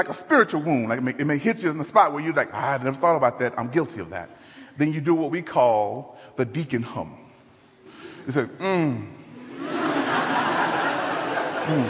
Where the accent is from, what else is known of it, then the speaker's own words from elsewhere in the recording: Dallas, Texas, United States; now in Denver, United States; I'm from Dallas, Texas. Born and raised in Dallas